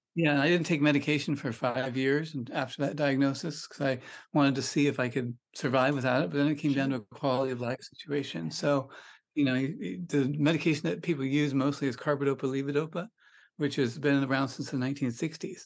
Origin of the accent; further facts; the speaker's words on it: Sonoma County, California, United States; also born or lived in Pebble Beach, California; I grew up in Sonoma County, which is north of San Francisco in California